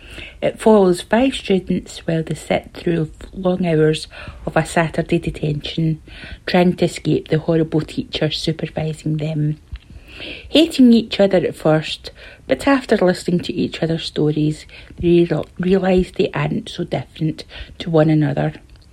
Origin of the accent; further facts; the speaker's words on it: Tain, Scotland, United Kingdom; I'm from Tain in Scotland.